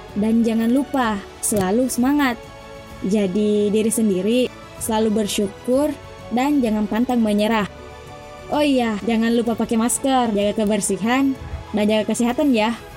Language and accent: Indonesian; Pangkep, South Sulawesi, Indonesia; Saya dari Desa Bontemanai, Kecamatan Lakbakan, Kabupaten Pangkep